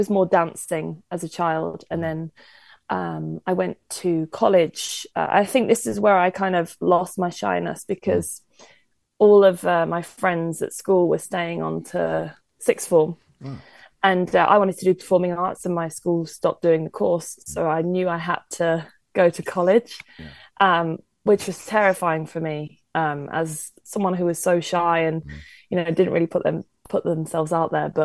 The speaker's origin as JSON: {"language": "English", "area": "Worcestershire", "region": "West Midlands", "country": "United Kingdom", "also_born_or_lived": "Carlisle", "moved": "as an adult", "lives_now": "London, United Kingdom", "said": "I'm from Worcestershire, near Birmingham."}